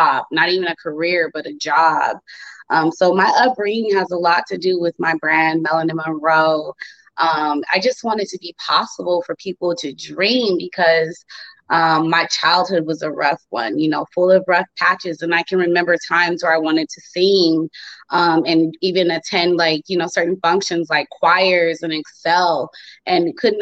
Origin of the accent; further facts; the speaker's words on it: Phoenix, Arizona, United States; Born and raised in Phoenix, Arizona, and I am currently in Arizona